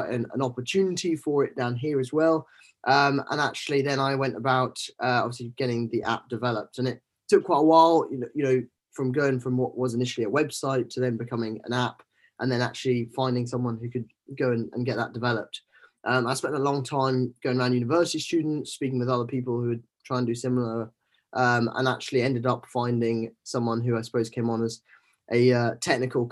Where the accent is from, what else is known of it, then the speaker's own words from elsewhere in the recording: Scotland, United Kingdom; moved away as an adult; growing up in Scotland